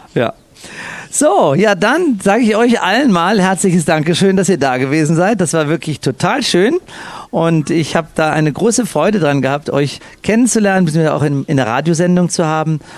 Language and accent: German; Cologne, North Rhine-Westphalia, Germany; Ich bin ja Kölner